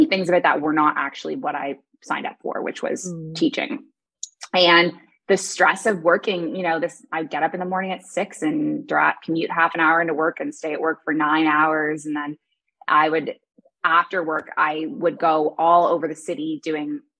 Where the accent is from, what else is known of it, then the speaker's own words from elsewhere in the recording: Toronto, Ontario, Canada; moved away as an adult; also born or lived in Kuwait / Dubai; now in Bali, Indonesia; I was raised in Toronto